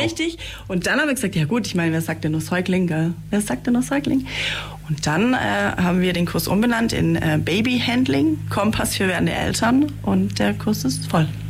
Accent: Senden, Bavaria, Germany; ich bin nämlich aus Seisen, aus dem schönen

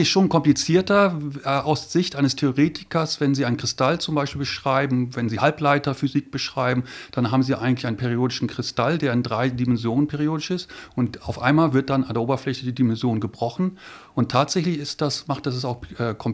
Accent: Lüneburg, Lower Saxony, Germany; also born or lived in Göttingen; now in Ulm, Germany; Ja, ich komme aus Niedersachsen, bin in Lüneburg aufgewachsen und bin dann nach Göttingen zum Studieren gegangen, habe dort Physik studiert

